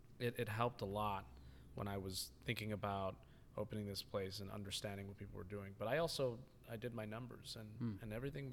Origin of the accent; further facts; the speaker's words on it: Tokyo, Japan; But I am from Tokyo, exactly.